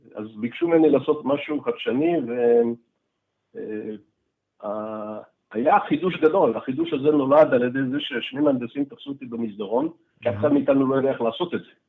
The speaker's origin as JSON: {"language": "Hebrew", "country": "Israel", "tie": "born or raised there", "said": "היינו בצבא, גדלנו פה, גדלנו בשכונות דומות"}